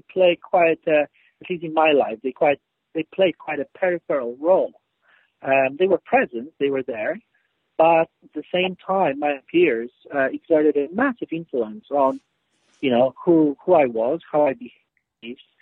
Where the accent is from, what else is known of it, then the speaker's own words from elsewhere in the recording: Poland; moved away as an adult; now in United Kingdom; I grew up in Poland. I'm Polish. I haven't lived in Poland for almost 30 years now. And I, you know, I've lived in the UK for 18 years